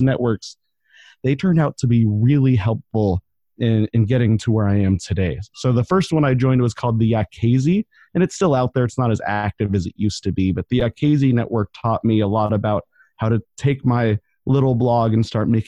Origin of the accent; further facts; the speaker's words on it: Denver, Colorado, United States; moved away as an adult; also born or lived in Portland; now in Ventura, United States; I grew up in Denver. I was there about 25 years